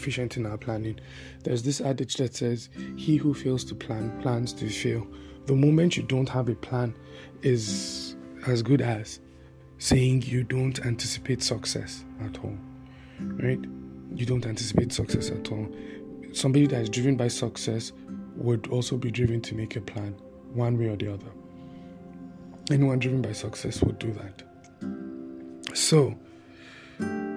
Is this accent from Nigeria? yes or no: yes; Taraba, Nigeria; now in Abuja, Nigeria; I'm from Taraba State